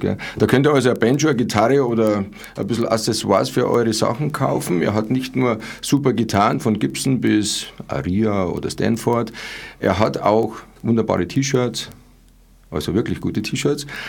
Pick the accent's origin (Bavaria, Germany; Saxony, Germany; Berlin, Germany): Bavaria, Germany; Munich; ich bin eigentlich in Pasing aufgewachsen